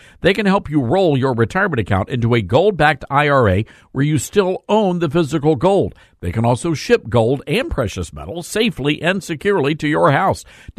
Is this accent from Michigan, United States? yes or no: no; Tennessee, United States; the great senator from my home state, Tennessee, Marsha Blackburn.